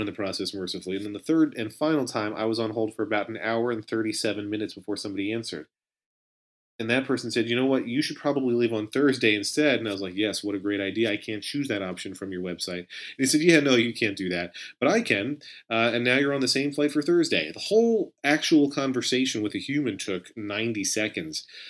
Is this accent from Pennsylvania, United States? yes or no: yes; Pennsylvania, United States; also born or lived in Israel; now in New Jersey, United States; a hometown in Pennsylvania where it was initially my home, where I was born and reared